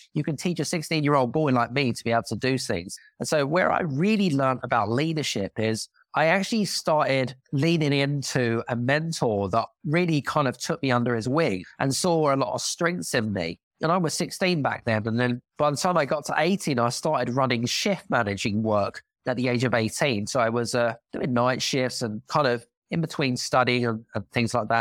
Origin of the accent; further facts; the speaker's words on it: United Kingdom; accent: British; now in Cyprus; I'm British 'cause I've got a British accent